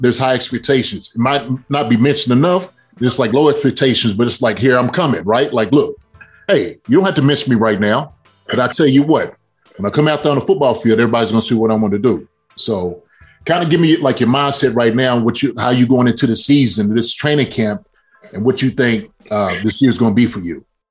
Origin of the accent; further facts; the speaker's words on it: Kentucky, United States; moved away; I'm from Kentucky